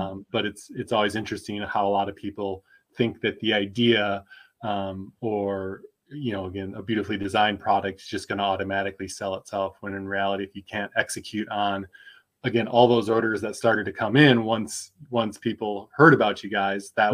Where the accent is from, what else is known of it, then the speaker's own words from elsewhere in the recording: Midwest, United States; also born or lived in Michigan / Minnesota; now in Austin, United States; I'm originally from the Midwest, Michigan, Minnesota